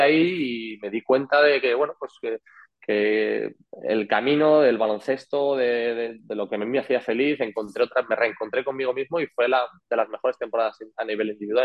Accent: Madrid, Community of Madrid, Spain; moved away as an adult; also born or lived in Andorra; now in Tenerife, Spain; yo estaba en estudiantes en Madrid, en mi casa, con mis amigos

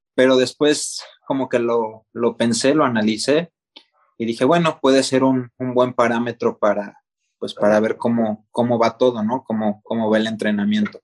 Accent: Morelia, Michoacán, Mexico; ahí en, en Morelia, de donde yo soy

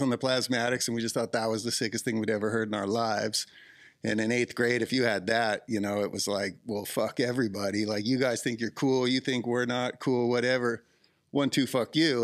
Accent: Southern California, United States; also born or lived in Ojai; I grew up in Southern California, so we got to go Disneyland in eighth grade

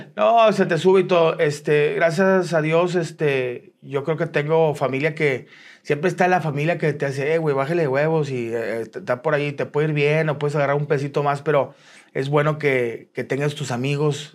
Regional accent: Monterrey, Nuevo León, Mexico; soy de aquí en Monterrey, soy del 8-2

